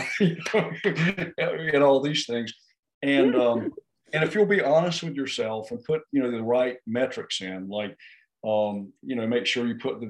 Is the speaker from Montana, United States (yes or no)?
no; North Carolina, United States; we're from North Carolina at 500 feet elevation.